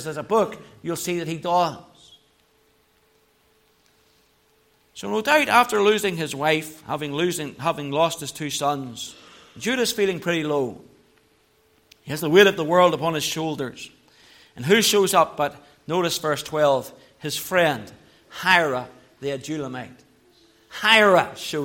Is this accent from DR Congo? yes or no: no; Belfast, Northern Ireland, United Kingdom; I grew up in Belfast